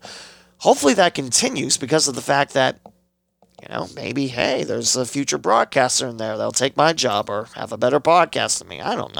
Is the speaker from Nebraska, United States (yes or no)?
no; West Alexandria, Ohio, United States; I grew up in West Alexandria